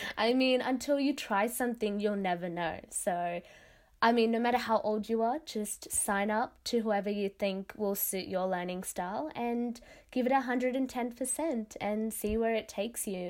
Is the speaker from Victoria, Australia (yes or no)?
no; Sydney, New South Wales, Australia; first language Tamil; I was born and raised in Western Sydney.